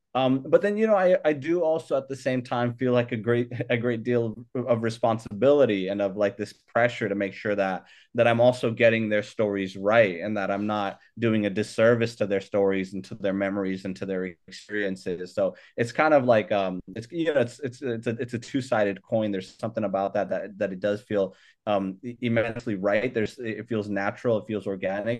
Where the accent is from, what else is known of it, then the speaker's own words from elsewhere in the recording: Hayward, California, United States; also born or lived in Sacramento, California / Logar, Afghanistan; I came here when I was a year and a half. Um, so, uh, so, so I grew up here in, in, uh, in, in the Bay Area, um, uh, at Hayward, California, and then also Sacramento, California